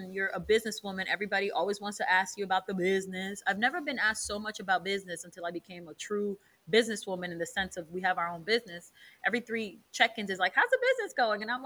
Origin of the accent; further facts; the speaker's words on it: New York City, New York, United States; growing up in the Heights